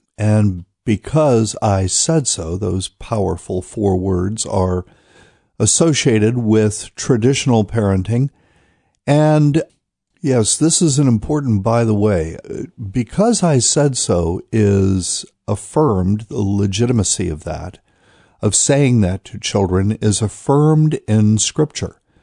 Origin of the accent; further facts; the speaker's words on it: North Carolina, United States; Raleigh, North Carolina, my home state